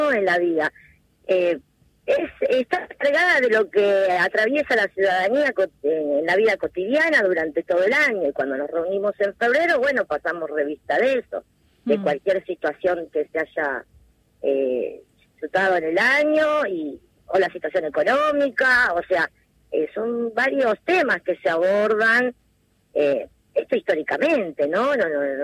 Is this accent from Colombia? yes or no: no; Buenos Aires, Argentina; Sí, de Saavedra eh, criada desde chica y bueno, sí, toda